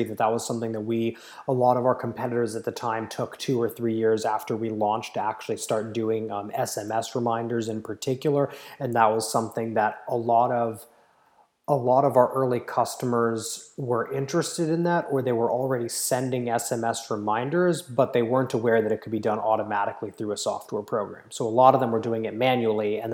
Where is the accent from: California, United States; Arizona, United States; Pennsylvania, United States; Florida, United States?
California, United States; Palo Alto; I grew up in Silicon Valley. I grew up in Palo Alto